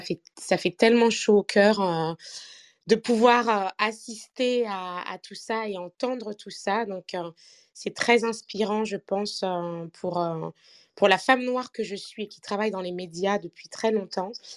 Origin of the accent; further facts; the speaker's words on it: Martinique; je suis martiniquaise